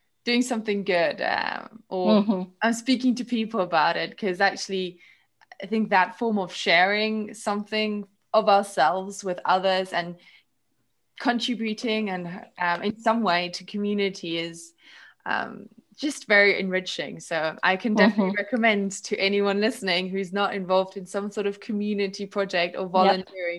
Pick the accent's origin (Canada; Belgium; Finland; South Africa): South Africa; also born or lived in Germany; now in Scotland, United Kingdom; I study in Scotland, but I'm not from Scotland. My family's in Germany. I grew up in South Africa